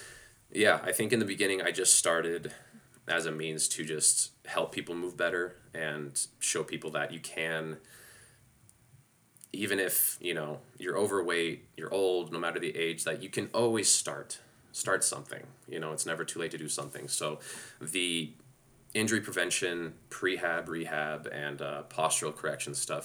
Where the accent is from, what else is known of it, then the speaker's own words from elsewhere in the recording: Ennis, Montana, United States; moved away as an adult; also born or lived in Las Vegas; I grew up in Montana coming from five generations of butchers.